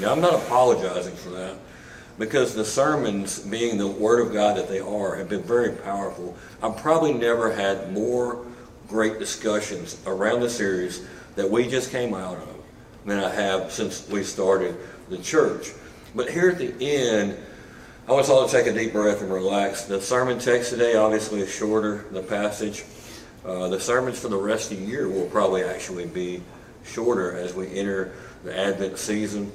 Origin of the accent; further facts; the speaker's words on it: Buzzard Roost, Arkansas, United States; also born or lived in Carlisle, Arkansas; I grew up in a small town. Um, people always laugh when I tell them I'm from Buzzard Roost, Arkansas